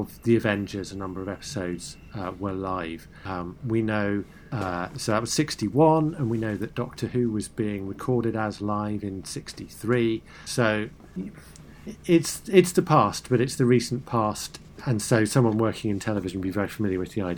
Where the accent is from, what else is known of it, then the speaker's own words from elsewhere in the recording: United States; as an American